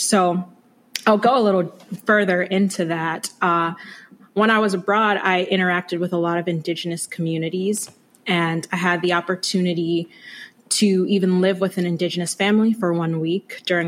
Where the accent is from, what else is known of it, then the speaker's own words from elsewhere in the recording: Chester, Virginia, United States; moved away as an adult; also born or lived in Brooklyn, New York; now in Maryland, United States; I was born in Brooklyn, New York, but I spent a good amount of my youth, so middle school and high school, in Chester, Virginia, which is just south of Richmond